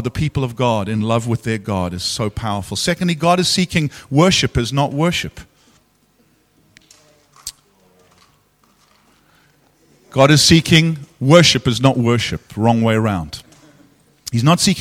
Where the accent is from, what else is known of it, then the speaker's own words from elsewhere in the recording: South Africa; as a South African